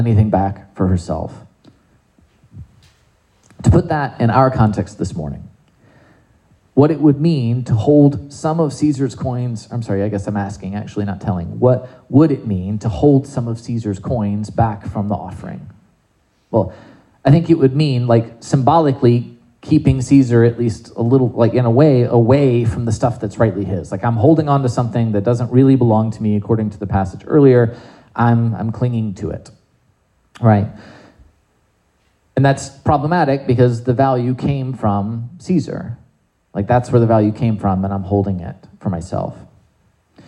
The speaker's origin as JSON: {"language": "English", "region": "South Carolina", "country": "United States", "tie": "born or raised there", "said": "I grew up in South Carolina"}